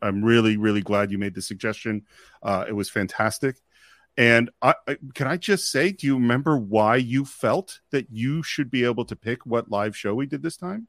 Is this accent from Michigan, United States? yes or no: no; Marin County, California, United States; I grew up in Marin County